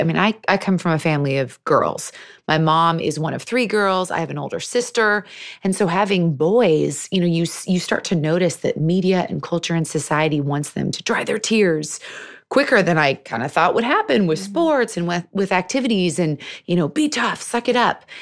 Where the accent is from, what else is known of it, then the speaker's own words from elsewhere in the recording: Seattle, Washington, United States; I was born and raised in Seattle